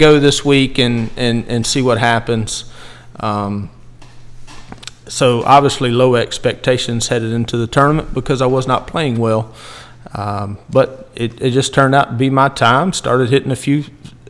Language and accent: English; Aiken, South Carolina, United States; So I grew up in the Aiken area, grew up playing at Woodside Country